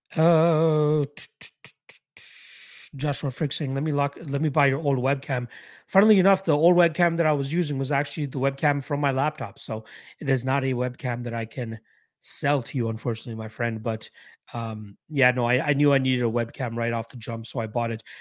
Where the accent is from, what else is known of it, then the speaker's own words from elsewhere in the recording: Canada; Being a Canadian